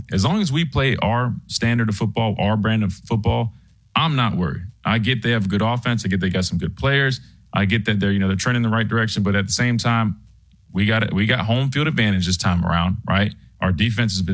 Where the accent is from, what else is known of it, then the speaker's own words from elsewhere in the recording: South Carolina, United States; moved away as an adult; now in Tuscaloosa, United States; I'm from South Carolina, but my family moved here when I was in school here.